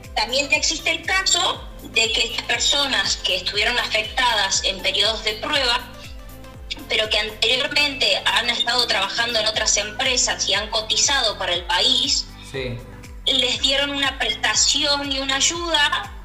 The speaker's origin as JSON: {"language": "Spanish", "country": "Argentina", "moved": "as an adult", "lives_now": "Barcelona, Spain", "said": "somos argentinos, sabemos que somos personas sumamente luchadoras, emprendedoras y hemos pasado momentos terribles en nuestro país"}